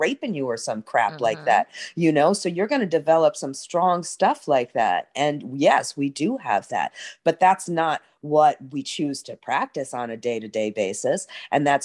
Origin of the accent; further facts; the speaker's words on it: New York City, New York, United States; now in New Orleans, United States; I grew up in New York City next to the water, and now I live in New Orleans right next to the water